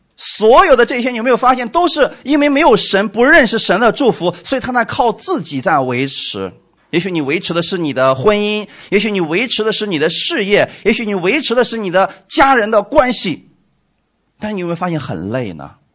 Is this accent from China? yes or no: yes; China; 我们中国人